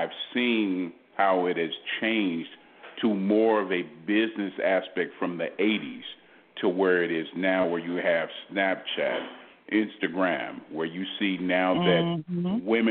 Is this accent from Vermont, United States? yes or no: no; Southern California, United States; now in Houston, United States; I grew up in Southern California